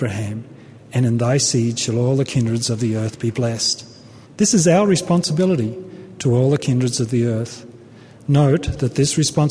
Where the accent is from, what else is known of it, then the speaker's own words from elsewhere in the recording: Australia; moved away as an adult; also born or lived in Brisbane, Australia / Los Angeles, United States; now in United States; I come from Australia